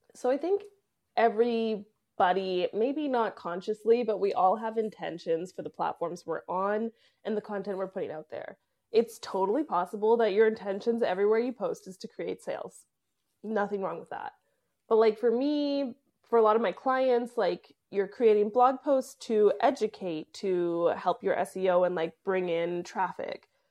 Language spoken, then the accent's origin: English; Canada; moved away; I am a Canadian who ran away from Canada